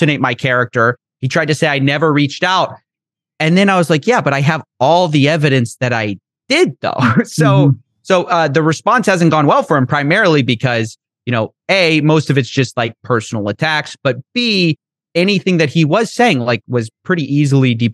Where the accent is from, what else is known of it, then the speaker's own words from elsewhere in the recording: Texas, United States; I'm from Texas.